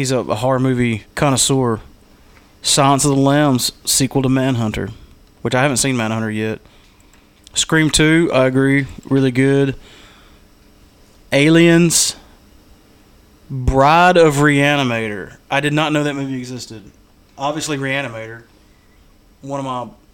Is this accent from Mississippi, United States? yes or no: yes; Smithville, Mississippi, United States; I'm from Smithville, Mississippi